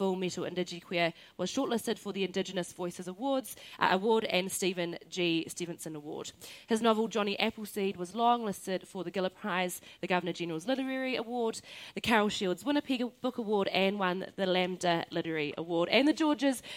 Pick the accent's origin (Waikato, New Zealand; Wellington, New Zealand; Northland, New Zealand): Northland, New Zealand; he uri tēnei no te nōta, no Ngāpuhi. I'm from the north